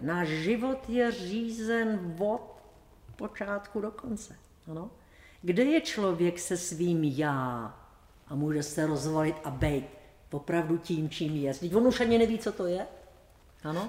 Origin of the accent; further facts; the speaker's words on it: Bohemia, Czechia; u nás v Čechách